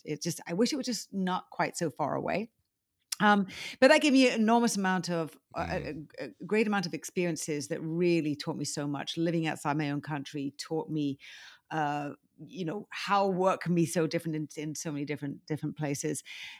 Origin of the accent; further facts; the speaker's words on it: United Kingdom; now in United States; I mean, I do consider myself a Brit. I'm American now, too. But, you know, I think I'm international Brits